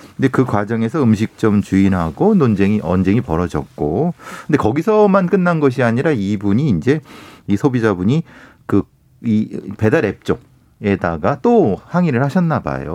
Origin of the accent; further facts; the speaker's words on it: Icheon, Gyeonggi Province, South Korea; 제 고향이 경기도 이천이고요.